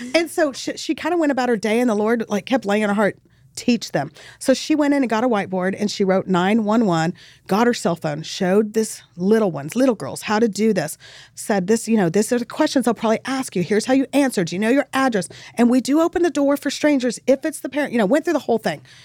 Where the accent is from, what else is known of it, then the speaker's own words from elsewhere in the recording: El Paso, Texas, United States; now in Dallas, United States; I grew up in El Paso. It's on the border.